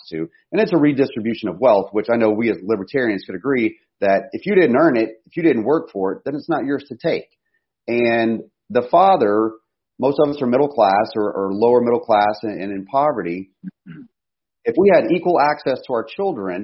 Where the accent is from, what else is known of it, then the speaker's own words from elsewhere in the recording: United States; we face as American families